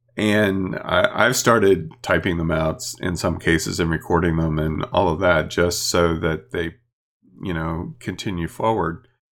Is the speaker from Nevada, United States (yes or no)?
no; Chambersburg area, Pennsylvania, United States; born or raised there